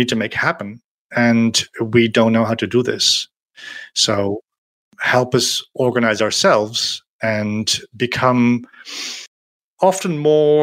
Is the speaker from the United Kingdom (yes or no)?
no; Netherlands; moved away as an adult; now in France